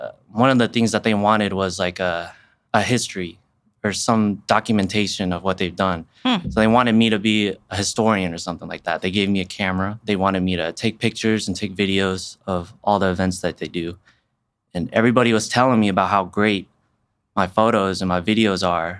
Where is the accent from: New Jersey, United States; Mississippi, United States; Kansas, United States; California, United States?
Kansas, United States; Wichita; I was born and raised in Wichita